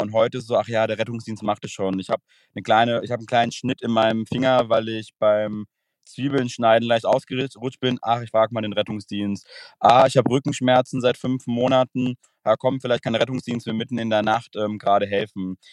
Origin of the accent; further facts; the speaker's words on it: Frankfurt, Hesse, Germany; Ich komme aus dem Raum Frankfurt